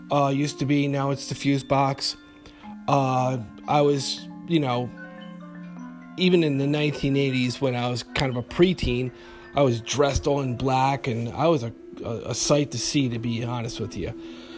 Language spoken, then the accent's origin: English; Albany, New York, United States; when I was a teenager growing up in Albany, New York, I was very heavily into the goth scene on Lark Street and Lower Central Avenue, where QE2 used to be.